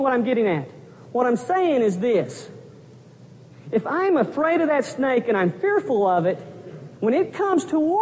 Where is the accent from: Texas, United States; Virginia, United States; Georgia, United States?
Texas, United States; Pampa; moved away as an adult; my hometown of Pampa, Texas